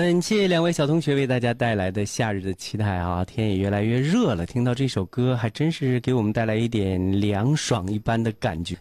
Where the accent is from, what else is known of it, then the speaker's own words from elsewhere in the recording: Weihai, Shandong, China; 无论走到哪里，我们都是威海人